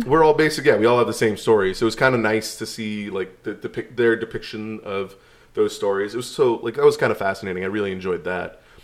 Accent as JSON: {"language": "English", "region": "California", "country": "United States", "tie": "born or raised there", "said": "growing up in California"}